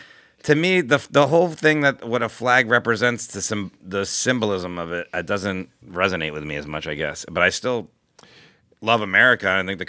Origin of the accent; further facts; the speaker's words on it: United States; I'm American.